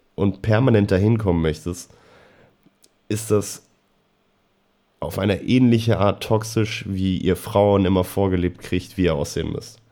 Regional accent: Germany; wir als, als Deutsche

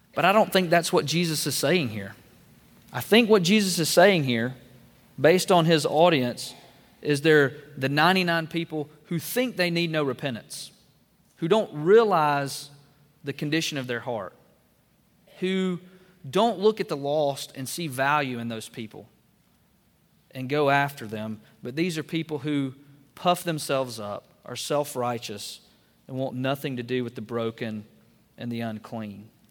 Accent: Double Springs, Alabama, United States; I grew up in Northwest Alabama in Double Springs

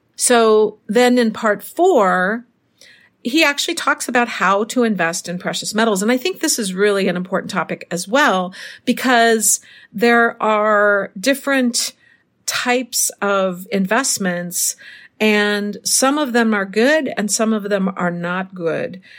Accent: Minnesota, United States; now in Mexico; Minnesota, my hometown

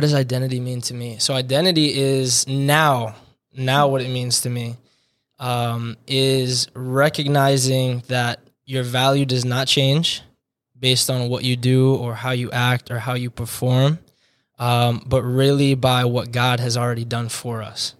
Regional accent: Hillsborough, New Jersey, United States; moved away; born and raised in Hillsborough, New Jersey

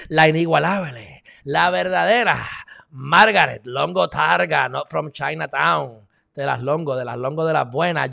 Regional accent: Puerto Rico

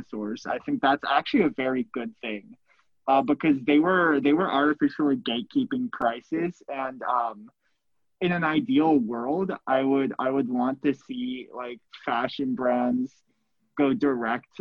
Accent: West Coast, United States; moved away; I'm from the West Coast, born and raised

